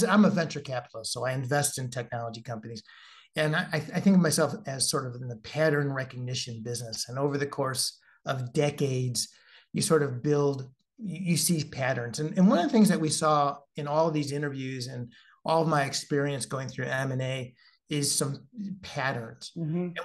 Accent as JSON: {"language": "English", "region": "Midwest", "country": "United States", "said": "I'm from the Midwest"}